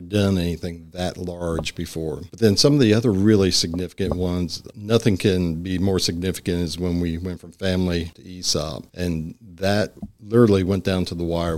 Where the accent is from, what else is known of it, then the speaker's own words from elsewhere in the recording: Long Island, New York, United States; moved away as an adult; also born or lived in Brooklyn / Pennsylvania / Austin, Texas / Dallas, Texas; now in Springdale, United States; I actually was born in Brooklyn, but when we were little, they wanted to move out to the country, and so they moved out about an hour outside New York City, and I grew up on Long Island